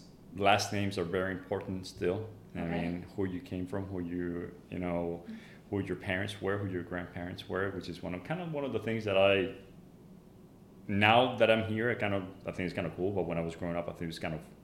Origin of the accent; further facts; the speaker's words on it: Cartagena, Bolívar, Colombia; English is a second language; moved away as an adult; now in United States; I was born and raised in Cartagena, which is one of the main cities of Colombia. It's located in the Caribbean coast in the northwestern part of the country. Mm-hmm. And it's a coastal town, grew up on the beach